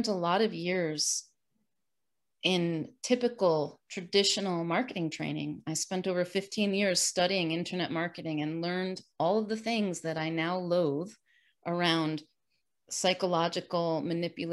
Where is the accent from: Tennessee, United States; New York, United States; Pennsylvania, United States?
New York, United States; now in Sarasota, United States; I'm originally from New York, the state, not the city